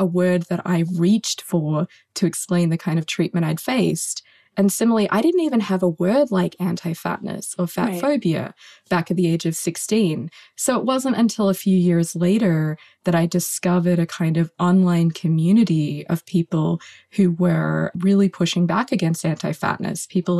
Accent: Australia; misogyny and fatphobia were kind of crucially interconnected and intersected in this really deep way back when I was growing up in Australia.

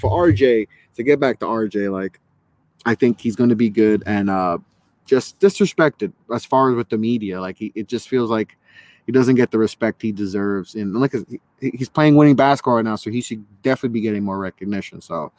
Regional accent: New York, United States; I'm from New York

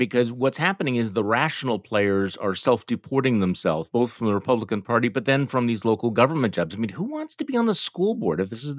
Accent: Mequon, Wisconsin, United States; my hometown here in Mequon.

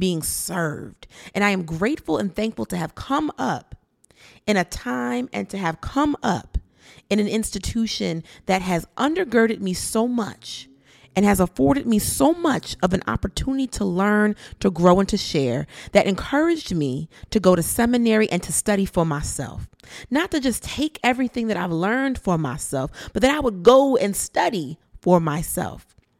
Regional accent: Bridgeport, Connecticut, United States; I grew up in Bridgeport in the nineties

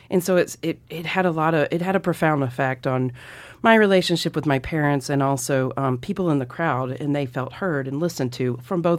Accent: Mississippi, United States; now in Montana, United States; Yeah, I grew up in Mississippi

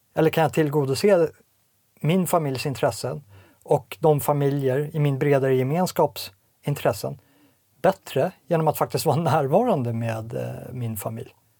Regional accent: Sweden; also born or lived in Småland; som svensk medborgare, som, som etnisk svensk, som svensk från sån svunnen tid

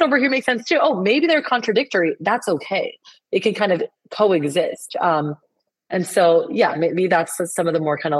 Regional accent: Colombia; first language Spanish; English is a second language; moved away as an adult; now in United States; I was born and raised in Colombia, South America.

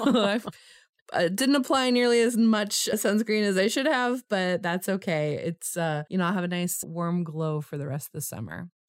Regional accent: Los Angeles, California, United States; growing up in Los Angeles in the eighties

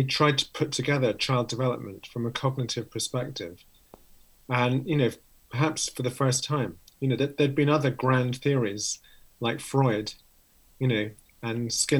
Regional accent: London, United Kingdom; moved away as an adult; also born or lived in Oxford; now in Cambridge, United Kingdom; I grew up in London, so not too far away from where I am now, just an hour away. Just in North London

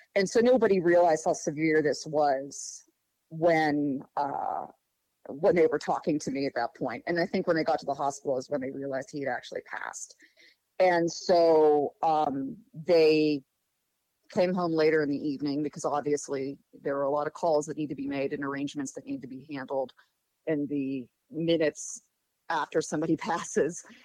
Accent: Pittsburgh, Pennsylvania, United States; moved away as an adult; now in Morgantown, United States; I uh, grew up in Pittsburgh, Pennsylvania. Spent my whole life there until about uh, 11 years ago when my husband and I moved to Morgantown, West Virginia

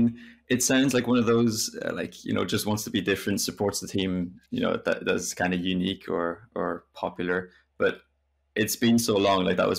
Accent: France; English is a second language; And then that comes from growing up in France, which I spent, yeah, most of my life in France, basically.

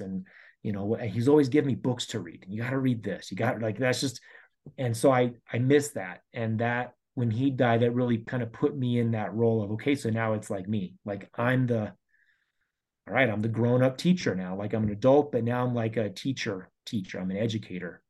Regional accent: Colorado, United States; I've been here my whole life, born and raised in Colorado

